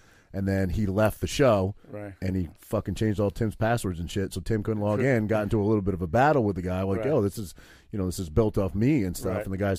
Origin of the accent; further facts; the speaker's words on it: Maine, United States; I grew up with him in Maine.